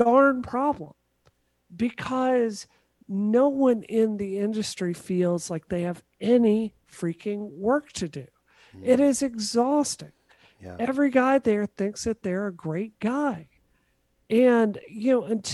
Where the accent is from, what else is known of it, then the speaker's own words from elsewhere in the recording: Mississippi, United States; moved away; I grew up in Mississippi.